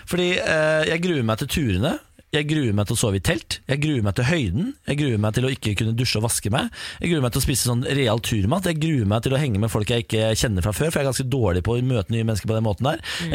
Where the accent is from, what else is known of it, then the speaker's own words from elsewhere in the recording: Moss, Østfold, Norway; i hagen eh, hjemme i Moss